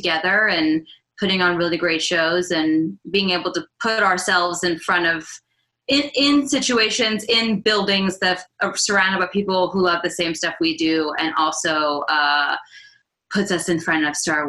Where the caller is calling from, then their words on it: Charleston, South Carolina, United States; I am from Charleston, South Carolina.